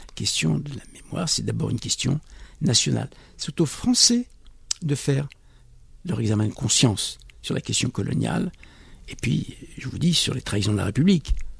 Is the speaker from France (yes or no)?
yes; France; je suis français, je suis franco-maghrébin, euh, je suis né en France